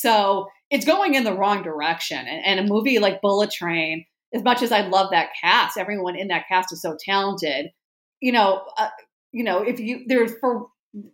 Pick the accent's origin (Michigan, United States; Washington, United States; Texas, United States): Michigan, United States; Farmington Hills; now in New York City, United States; I grew up in Farmington Hills, Michigan